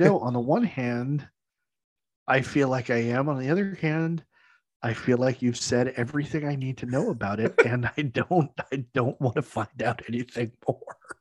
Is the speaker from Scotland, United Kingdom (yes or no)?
yes; Scotland, United Kingdom; I say that speaking as a Scot